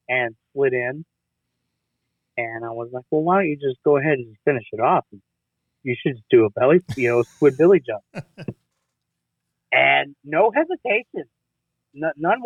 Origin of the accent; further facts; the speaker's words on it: Midwest, United States; we're from the Midwest.